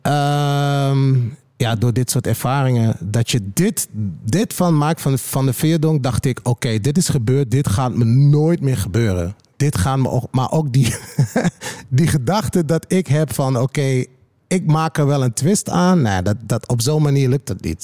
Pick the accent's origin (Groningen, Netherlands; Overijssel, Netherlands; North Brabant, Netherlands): Overijssel, Netherlands; Twente; Ik kom natuurlijk uit Twente